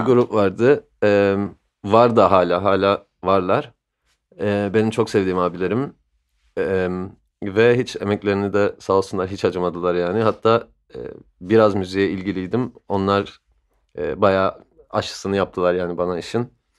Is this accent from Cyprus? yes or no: yes; Cyprus; moved away as an adult; also born or lived in London, United Kingdom; Kıbrıs'ta büyüdüm.